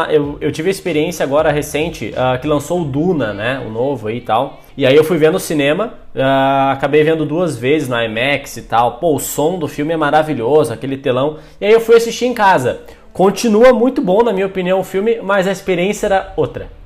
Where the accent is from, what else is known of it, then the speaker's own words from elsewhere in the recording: Rio Grande do Sul, Brazil; a gente é do Rio Grande do Sul.